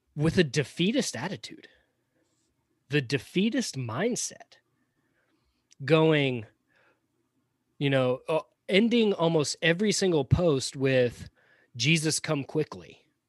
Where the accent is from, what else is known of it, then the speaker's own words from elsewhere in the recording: Georgia, United States; accent: Southern; also born or lived in Pompano Beach, Florida; I grew up in Georgia, so Georgia's all I know.